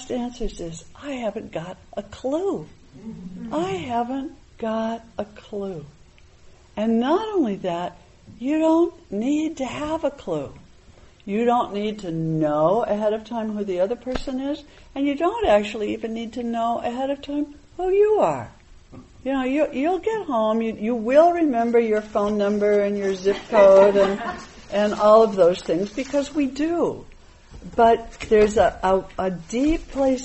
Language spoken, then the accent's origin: English; New England, United States; a Buddhist meditation teacher, you know, growing up in New England